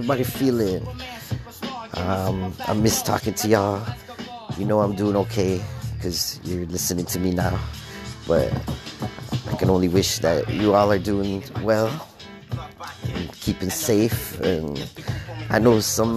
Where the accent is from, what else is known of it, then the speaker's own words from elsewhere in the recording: Toronto, Ontario, Canada; being born and raised in Toronto